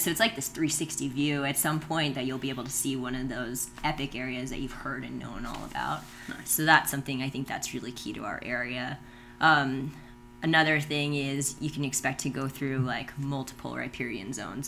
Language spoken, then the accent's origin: English; Virginia, United States; moved away as an adult; also born or lived in Utah / Idaho; now in Monticello, United States; up in Virginia originally.